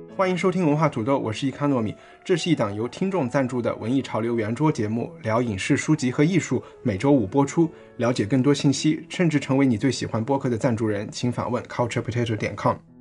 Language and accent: Chinese; Chengdu, Sichuan, China; 我们成都人